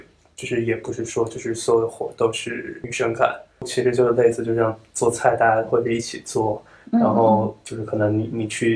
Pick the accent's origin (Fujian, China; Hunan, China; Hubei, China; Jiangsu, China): Hunan, China; 我是在湖南长大的嘛